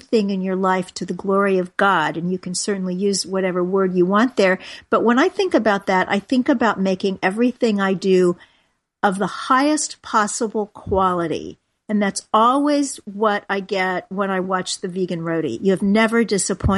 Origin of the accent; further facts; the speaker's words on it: Kansas City, Missouri, United States; now in New York, United States; Kansas City, my hometown